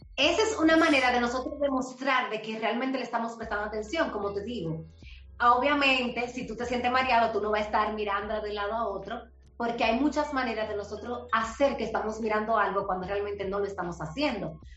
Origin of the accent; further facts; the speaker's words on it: Herrera, Buenos Aires, Distrito Nacional, Dominican Republic; Yo soy de un barrio, yo me crié en Herrera, nací en Herrera, en Buenos Aires